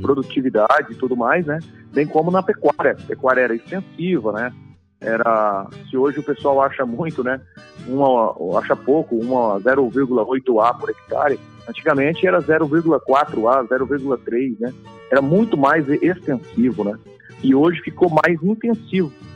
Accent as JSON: {"language": "Portuguese", "town": "Iacri", "region": "São Paulo", "country": "Brazil", "said": "Então, eu sou de sou do interior de São Paulo, né? Do Oeste Paulista. Sou de uma cidadezinha chamada Iacri, São Paulo."}